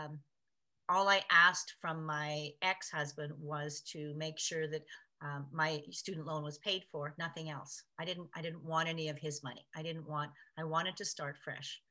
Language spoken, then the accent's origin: English; Canada; I was born in Canada